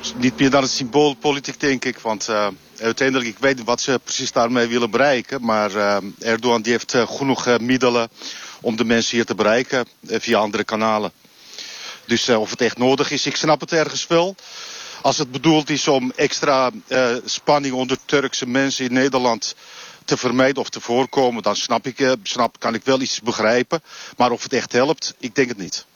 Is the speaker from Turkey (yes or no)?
yes; Istanbul, Turkey; Dutch is a second language; now in Netherlands; ik kom uit Istanbul